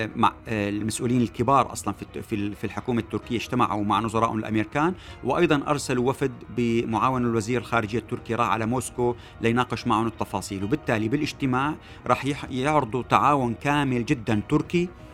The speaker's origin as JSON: {"language": "Arabic", "country": "Syria", "moved": "yes", "lives_now": "Los Angeles, United States", "said": "نحن بهمنا كسوريين"}